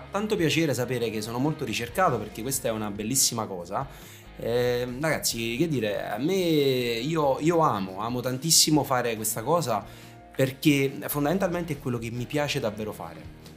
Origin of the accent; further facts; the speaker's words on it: Naples, Campania, Italy; siamo napoletani